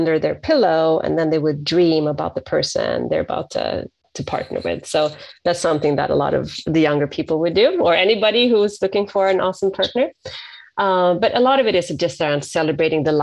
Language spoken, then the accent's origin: English; Sweden; moved away as an adult; now in San Francisco, United States; I'm from Sweden, and I transitioned over to the States 20 years ago. I live in San Francisco